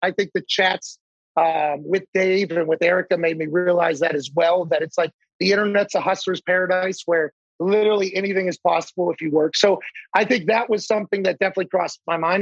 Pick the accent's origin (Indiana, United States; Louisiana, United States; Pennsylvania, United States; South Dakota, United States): Pennsylvania, United States; Pittsburgh; growing up in Pittsburgh